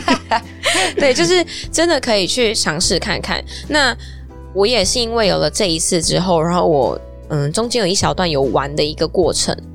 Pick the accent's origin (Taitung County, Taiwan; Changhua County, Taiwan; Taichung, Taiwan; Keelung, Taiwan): Taichung, Taiwan; moved away as an adult; now in Taipei, Taiwan; 我是台中人嘛，然后我上来台北来念大学